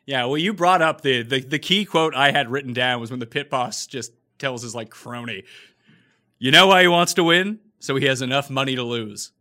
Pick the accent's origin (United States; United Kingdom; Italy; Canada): Canada; also born or lived in Toronto; I'm Canadian. I live in Toronto.